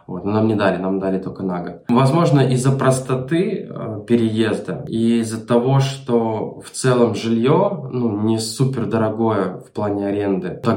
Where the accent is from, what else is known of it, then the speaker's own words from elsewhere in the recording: Melitopol, Zaporizhzhia Oblast, Ukraine; now in Turkey; Я приехал в Турцию из Украины, город Мелитополь.